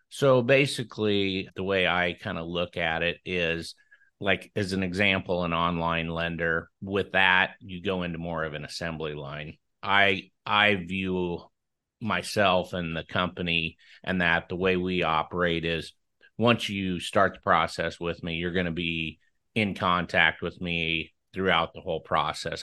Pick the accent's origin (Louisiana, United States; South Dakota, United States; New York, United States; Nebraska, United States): Nebraska, United States; Franklin; born or raised there